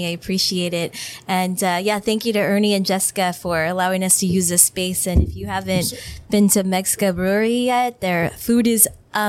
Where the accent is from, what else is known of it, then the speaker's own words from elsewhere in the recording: El Centro, California, United States; moved away as an adult; also born or lived in San Diego / San Francisco / Imperial; Yeah. So I grew up here in Imperial Valley, born and raised in El Centro. I lived here until I was 18, graduated from Central Union. I moved away when I was 18 to San Diego